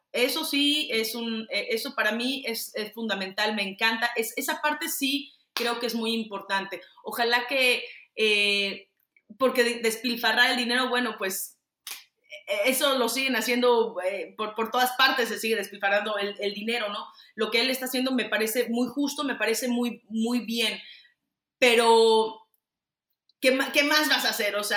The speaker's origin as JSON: {"language": "Spanish", "country": "Mexico", "said": "o estamos porque soy mexicana, aunque esté de este lado"}